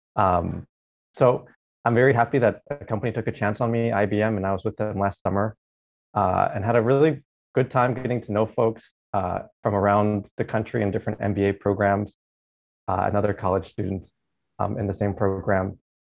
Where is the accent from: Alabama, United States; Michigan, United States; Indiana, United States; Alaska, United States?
Alaska, United States; moved away as an adult; also born or lived in Oregon / Seattle; now in Hawaii, United States; I was born and raised in Alaska. So spent my first 18 years in Alaska